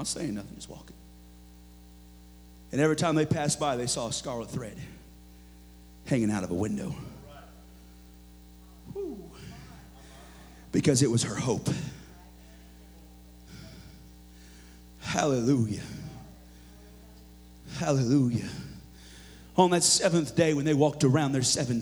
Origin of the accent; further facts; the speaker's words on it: the Northwest, Pacific Northwest, United States; moved away; also born or lived in Missouri; I grew up in the Northwest